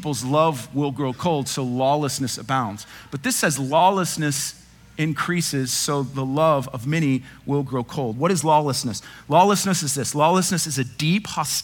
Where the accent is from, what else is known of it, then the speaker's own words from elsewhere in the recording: Dallas, Texas, United States; I'm white. I grew up in North Dallas.